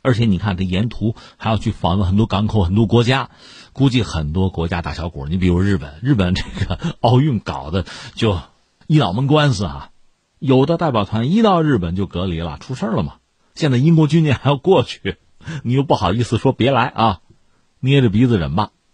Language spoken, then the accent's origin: Chinese; China; 用我们中国人的话讲